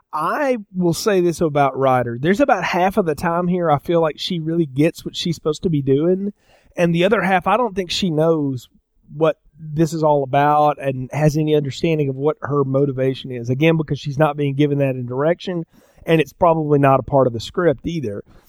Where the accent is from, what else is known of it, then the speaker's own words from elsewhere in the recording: the South, United States; I'm from the South